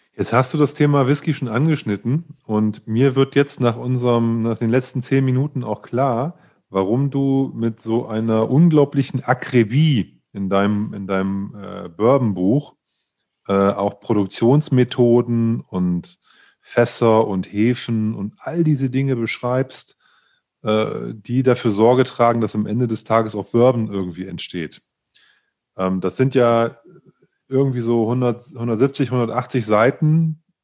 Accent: Leipzig, Saxony, Germany; als Leipziger

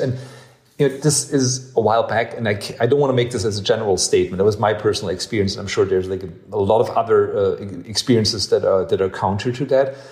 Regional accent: Ludwigsburg, Baden-Württemberg, Germany; also born or lived in Vaihingen / New York; now in Berlin, Germany; I grew up in Ludwigsburg, which is a little um, uh, uh, uh like two towns over.

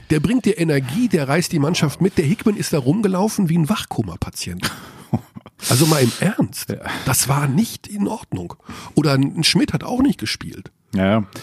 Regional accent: Tyrol, Austria; Ja, das wollen unsere, unsere Hörer. Ich bin ja Tiroler.

